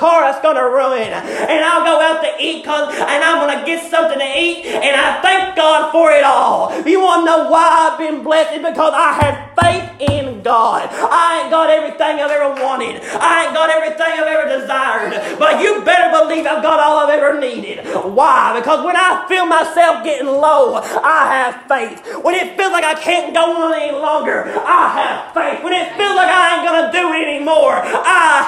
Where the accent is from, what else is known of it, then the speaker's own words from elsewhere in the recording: Richmond, Kentucky, United States; I was born in Richmond, Kentucky a few years ago. And I lived in Greyhawk my entire life.